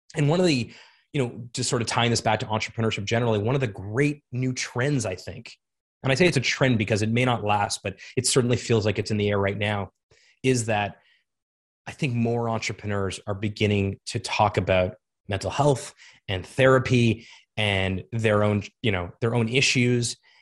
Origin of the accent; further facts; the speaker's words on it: South Florida, United States; moved away as an adult; also born or lived in Montreal, Canada / Toronto, Canada / Ottawa, Canada; I grew up in South Florida